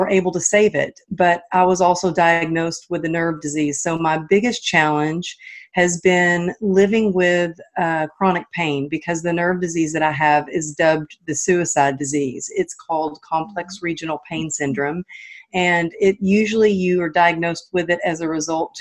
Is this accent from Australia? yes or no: no; Texas, United States; moved away as an adult; now in California, United States; I'm not originally from California, but I live out here now, but I'm from Texas